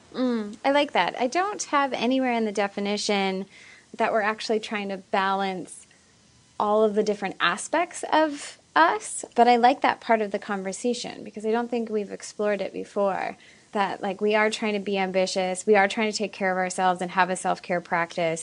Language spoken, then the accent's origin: English; Ottawa, Ontario, Canada; moved away; I just moved back to my hometown of Ottawa, Canada